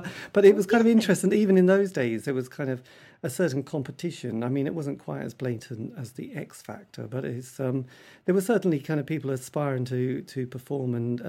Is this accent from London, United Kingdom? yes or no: no; East Anglia, East of England, United Kingdom; being English and from East Anglia